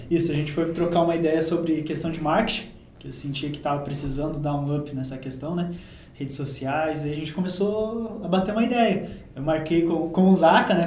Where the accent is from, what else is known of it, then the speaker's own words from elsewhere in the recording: Caçador, Santa Catarina, Brazil; also born or lived in Uberlândia; now in Senador Amaral, Brazil; Eu sou natural de Caçador, Santa Catarina